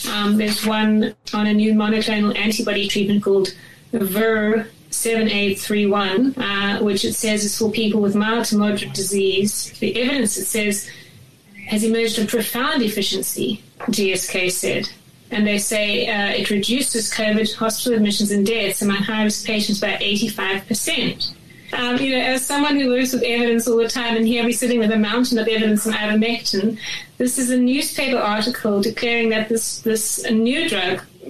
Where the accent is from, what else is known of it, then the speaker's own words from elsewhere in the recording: Durban, KwaZulu-Natal, South Africa; moved away as an adult; also born or lived in Johannesburg, South Africa; now in United Kingdom; I grew up in Durban, and then I went to Joburg to study my undergrad degree